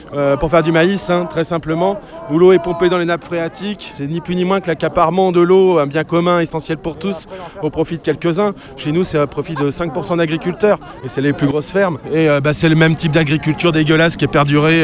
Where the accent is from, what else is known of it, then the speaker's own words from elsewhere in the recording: France; je viens du Marais Poitevin où on mène une lutte contre l'agro-industrie également